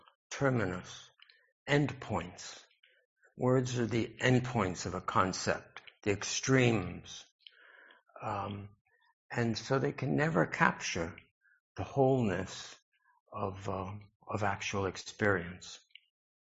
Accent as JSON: {"language": "English", "town": "New York City", "region": "New York", "country": "United States", "tie": "born or raised there", "said": "I grew up in New York City, and I feel grateful for my exposure to the cosmopolitan influences in my childhood"}